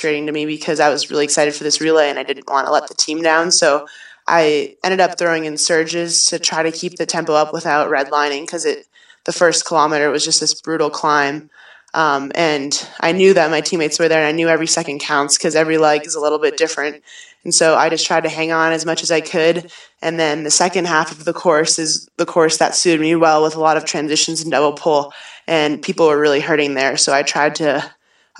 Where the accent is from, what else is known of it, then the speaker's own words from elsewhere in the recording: Waltham, Massachusetts, United States; now in Stratton, United States; My hometown is Waltham, Massachusetts, right outside of Boston